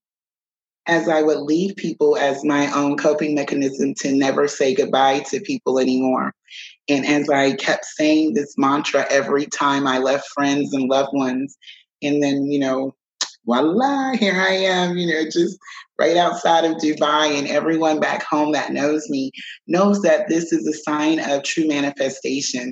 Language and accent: English; South Carolina, United States; moved away as an adult; also born or lived in Alaska / Arizona; now in Kuwait; I am from South Carolina, just a Southern girl from a small town